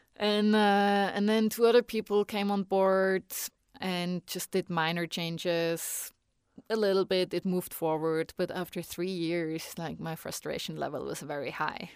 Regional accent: Switzerland; English is a second language; moved away as an adult; now in United States; when I go back home

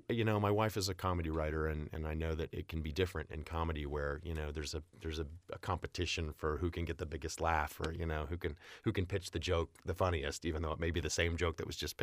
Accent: Jenks, Oklahoma, United States; I was growing up in Tulsa, Oklahoma, and a little town outside of Tulsa, a little suburb, Jinx.

